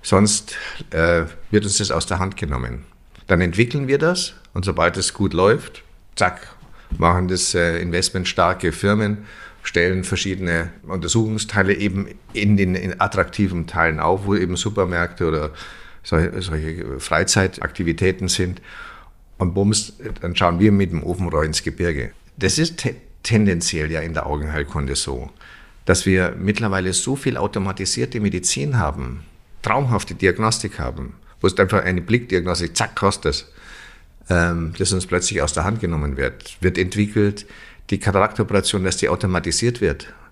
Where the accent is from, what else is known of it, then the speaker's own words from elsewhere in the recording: Germany; Das ist ja so, wenn man so will, als Deutscher auch so, man ist ja so Bedenkenträger.